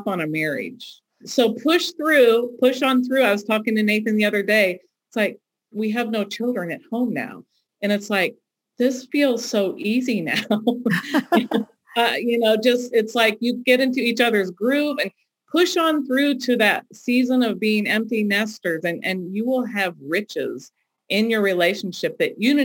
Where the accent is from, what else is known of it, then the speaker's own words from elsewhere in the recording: Ohio, United States; moved away as an adult; now in North Carolina, United States; I grew up in Ohio